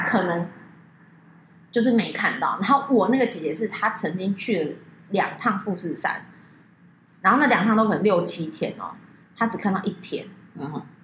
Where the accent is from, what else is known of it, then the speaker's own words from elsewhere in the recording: Taiwan; 我们是台湾来的